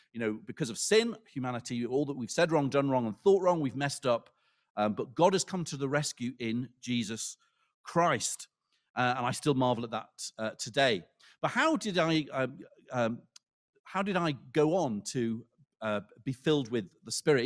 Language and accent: English; Lancaster, North West England, United Kingdom; where I grew up in Lancaster